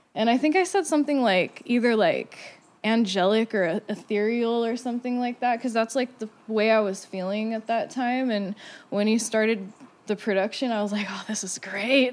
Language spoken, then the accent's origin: English; Santa Cruz, California, United States; moved away; growing up in Santa Cruz